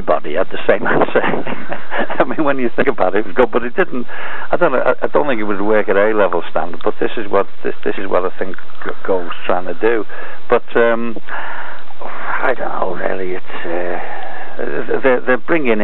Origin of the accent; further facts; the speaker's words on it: near Liverpool, North West England, United Kingdom; we're from near Liverpool